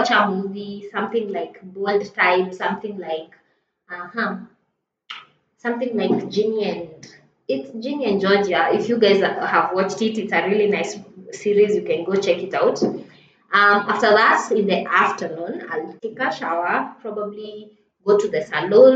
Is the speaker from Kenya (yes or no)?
yes; Isiolo, Isiolo County, Kenya; I grew up in Isili